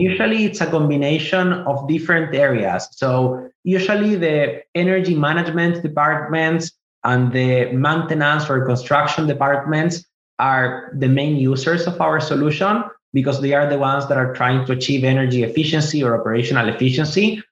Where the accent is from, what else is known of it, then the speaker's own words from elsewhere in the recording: Chile; moved away as an adult; also born or lived in Israel; now in United States; I was born in Israel. I moved to South America, to Chile specifically, when I was five years old. I grew up in Chile most of my life, and I moved to the US when I was 28